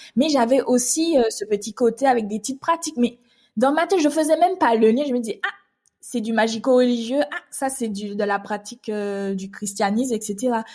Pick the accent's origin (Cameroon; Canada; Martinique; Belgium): Martinique; moved away as an adult; now in Île-de-France, France; je suis une Martiniquaise qui vit actuellement depuis 7 ans en Île-de-France